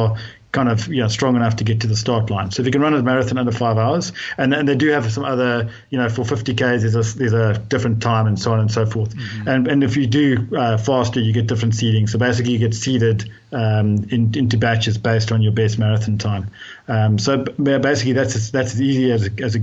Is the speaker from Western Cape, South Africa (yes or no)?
yes; Cape Town, Western Cape, South Africa; I grew up in Cape Town